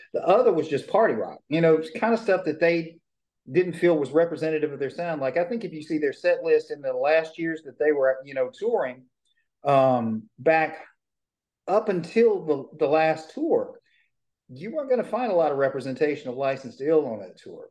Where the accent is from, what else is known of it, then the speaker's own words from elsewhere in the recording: Shreveport, Louisiana, United States; I was born in Shreveport, Louisiana, grew up in a little bitty town